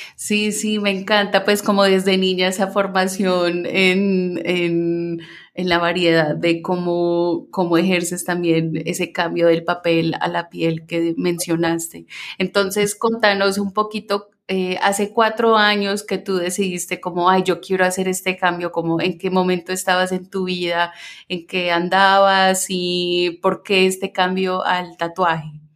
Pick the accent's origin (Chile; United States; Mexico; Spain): United States; Minnesota; como me acostumbré a decir mientras crecí en Minnesota para que la gente me entendiera